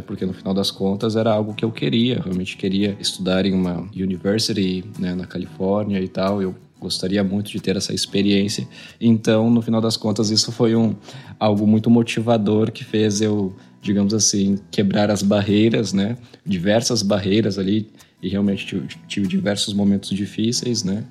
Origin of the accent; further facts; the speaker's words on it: Palmital, São Paulo, Brazil; eu nasci né, em São Paulo, capital, e em 2000 eu me mudei para uma cidade pequena do interior do estado de São Paulo